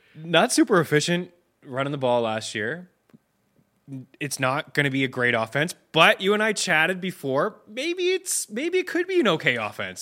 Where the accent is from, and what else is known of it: Canada